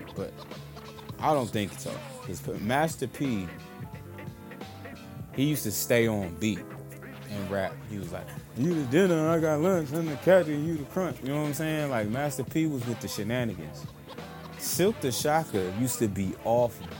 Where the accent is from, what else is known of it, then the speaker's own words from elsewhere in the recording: Vallejo, California, United States; I'm from the Bay Area, California, Vallejo